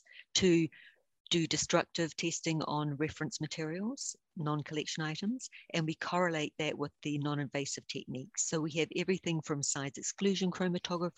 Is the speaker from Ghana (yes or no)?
no; New Zealand; accent: deep Southern; now in United States; I'm originally from New Zealand